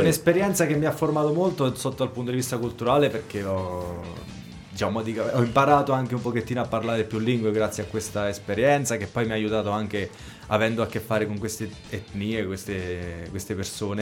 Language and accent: Italian; Roccafluvione, Marche, Italy; also born or lived in Apulia; io sono di Roccafluvione